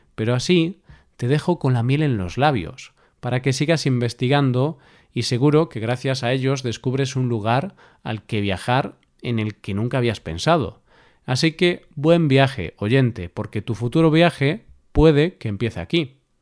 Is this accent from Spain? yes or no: yes; Vigo, Galicia, Spain; Vigo, mi ciudad natal